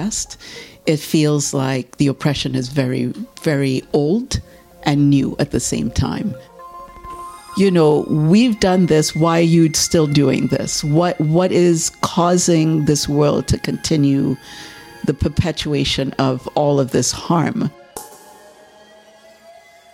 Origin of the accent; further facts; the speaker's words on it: Trinidad & Tobago; moved away as an adult; now in Toronto, Canada; I'm from Trinidad. And I started doing art in Trinidad